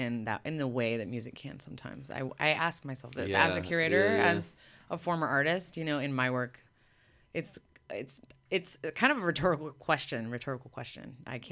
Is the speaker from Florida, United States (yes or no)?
yes; Miami, Florida, United States; now in Los Angeles, United States; when I was a kid growing up in Miami